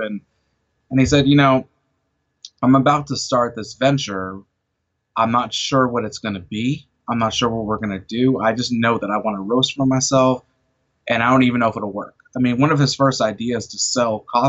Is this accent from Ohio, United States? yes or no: no; Chicago, Illinois, United States; now in Arkansas, United States; I'm originally from Chicago